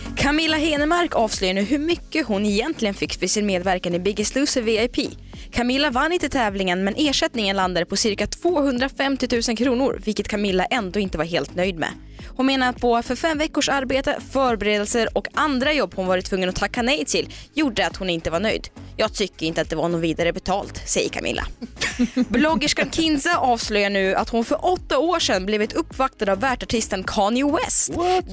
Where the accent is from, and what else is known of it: Omsk, Omsk Oblast, Russia; born or raised there; now in Sweden